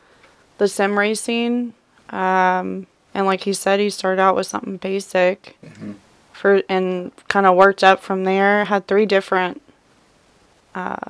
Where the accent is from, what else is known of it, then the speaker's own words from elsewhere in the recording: Evansville, Indiana, United States; I was born and raised here in Evansville.